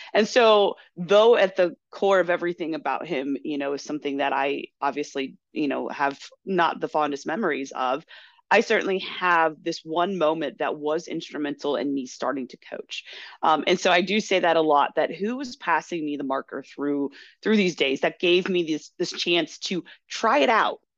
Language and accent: English; Chicago, Illinois, United States; also born or lived in Kentucky; I was born in Kentucky, quickly moved up to the Chicagoland area, so my southern roots are really um, not that deep right now